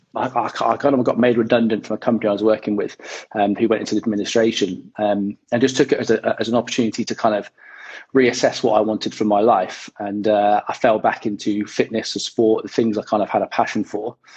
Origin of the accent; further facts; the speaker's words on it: West Country, South West England, United Kingdom; moved away as an adult; also born or lived in Chippenham, Wiltshire; now in London, United Kingdom; I grew up in the West Country, so my, my folks still live out that way.